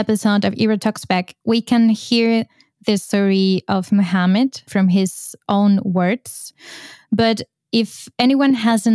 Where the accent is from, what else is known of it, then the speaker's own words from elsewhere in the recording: Spain; moved away as an adult; now in Brussels, Belgium; I'm from Spain and I moved to Brussels to look for a better life